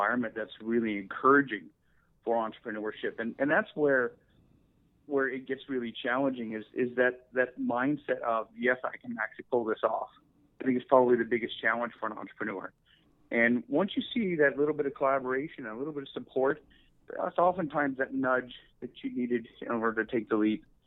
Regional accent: San Luis Obispo, California, United States; also born or lived in Bay Area; I was born and raised in San Luis Obispo.

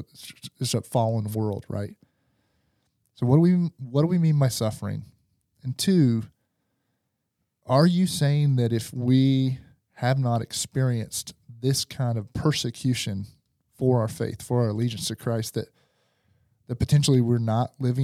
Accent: Van Buren, Arkansas, United States; And then it is where I grew up in Van Buren, Arkansas, right?

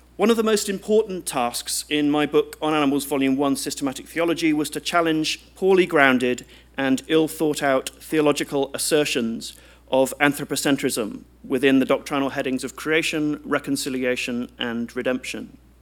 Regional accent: United Kingdom; as a British citizen

